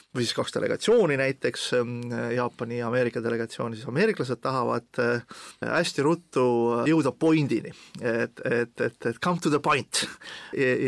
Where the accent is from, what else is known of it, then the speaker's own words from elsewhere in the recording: Estonia; ma olen eestlane